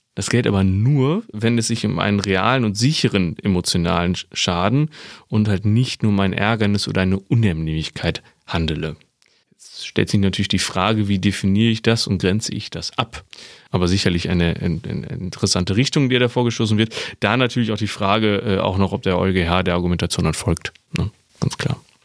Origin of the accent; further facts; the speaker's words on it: North Rhine-Westphalia, Germany; bei uns in Nordrhein-Westfalen